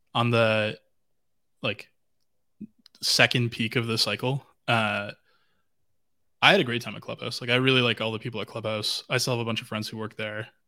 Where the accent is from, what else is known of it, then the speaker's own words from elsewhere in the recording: Vancouver, British Columbia, Canada; I'm from Vancouver.